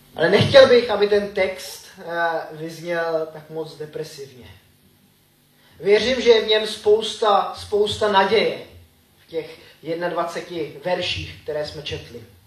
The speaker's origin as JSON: {"language": "Czech", "town": "Grindelwald", "region": "Bern", "country": "Switzerland", "tie": "born or raised there", "also_born_or_lived": "Frýdlant / Frenštát", "moved": "yes", "lives_now": "Czech Republic", "said": "Vyrůstal jsem ve Švýcarsku tady v tom baráku."}